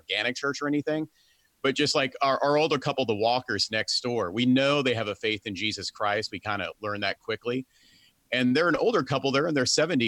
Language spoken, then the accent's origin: English; Portland, Oregon, United States; now in Nashville, United States; Like originally I'm from Portland, Oregon.